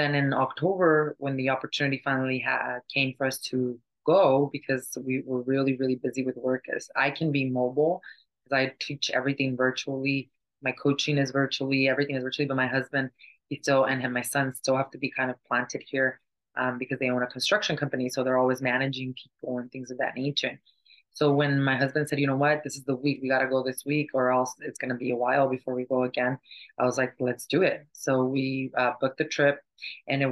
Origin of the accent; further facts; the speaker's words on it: California, United States; moved away as an adult; also born or lived in Mexico; now in Arizona, United States; we actually grew up in California